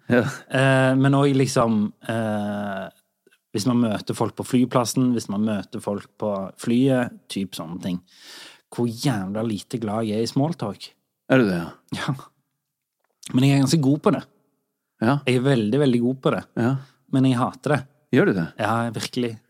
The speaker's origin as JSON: {"language": "Norwegian", "town": "Harstad", "region": "Troms", "country": "Norway", "said": "Nei, vi er fra Harstad."}